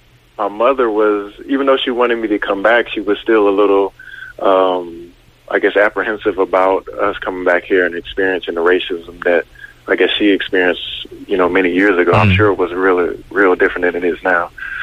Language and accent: English; North Carolina, United States; also born or lived in Seoul, South Korea; now in North Carolina, US / Korea; My dad was in the military or in the Air Force, so we grew up mostly in North Carolina, and that's where I have a house at also now.